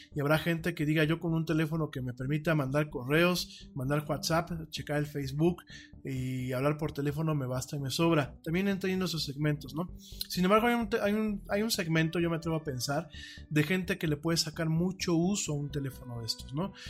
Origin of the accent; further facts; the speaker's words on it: Mexico; yo soy orgullosamente latino y orgullosamente mexicano